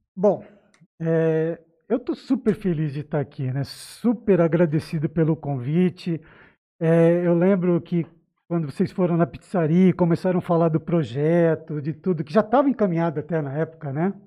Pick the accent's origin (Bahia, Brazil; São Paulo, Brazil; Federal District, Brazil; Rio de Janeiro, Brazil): São Paulo, Brazil; now in Jales, Brazil; Eu sou paulistano do Tatuapé